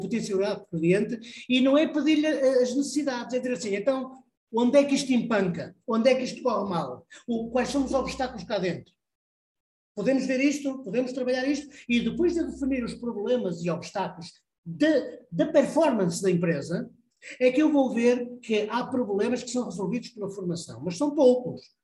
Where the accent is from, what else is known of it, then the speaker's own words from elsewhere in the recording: Porto, Norte, Portugal; Eu vim para Portugal, para o Porto, sou, sou do Porto